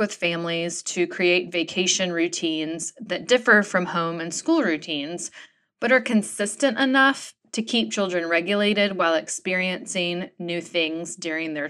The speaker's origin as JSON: {"language": "English", "region": "North Carolina", "country": "United States", "tie": "born or raised there", "said": "I grew up in North Carolina"}